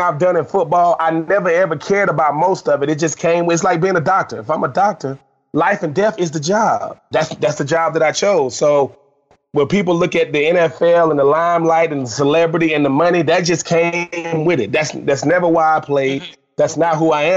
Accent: Swainsboro, Georgia, United States; I'm from Swainsboro, Georgia, a little small town in Georgia

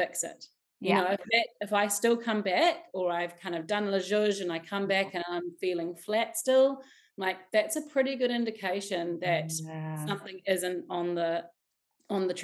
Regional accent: Wellington, New Zealand; I was born in Wellington in Arrow Valley. You know, I swam in the bucket fountain as a child

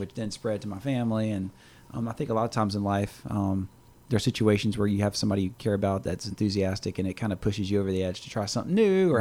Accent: Louisiana, United States; we're from Louisiana

